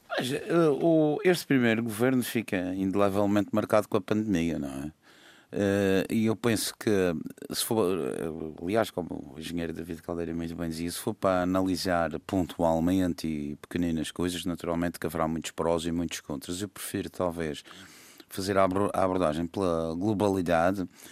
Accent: Madeira, Portugal; sou muito madeirense

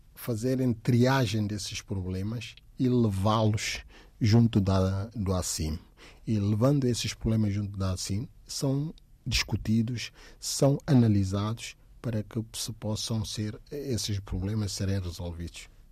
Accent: Guinea-Bissau; now in Portugal; da Guiné, país de onde sou natural

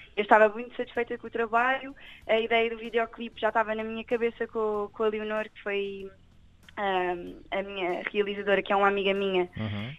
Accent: Torres Vedras, Centro, Portugal; also born or lived in Lisbon; resido aqui na Zona Oeste já há muito tempo. Uhum. Uh, desde, desde, pequenina. Eu nasci em Lisboa e vim logo para cá, nem respirei, já estava em Torres

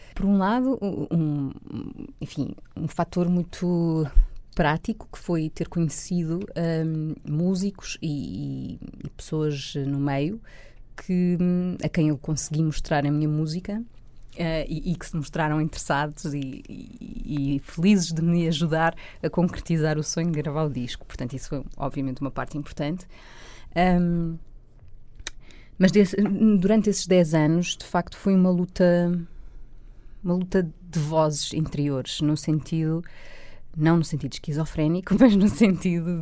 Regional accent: Loures, Lisbon, Portugal; born or raised there

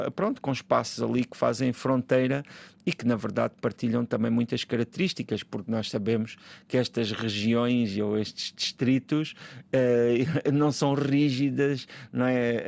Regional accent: a village near Ponte de Sor, Alentejo, Portugal; Ponte Sor era a nossa era o nosso o nosso ponto ali urbano não é onde se ia quando se precisava de uma grande quantidade de coisas que não existia na, na nossa vila

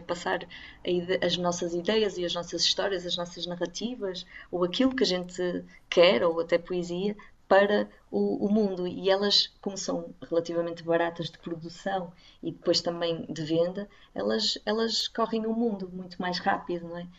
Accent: the North, Northern Portugal, Portugal; Eu, eu, eu sou do Norte e estou a ficar aqui pelo Norte

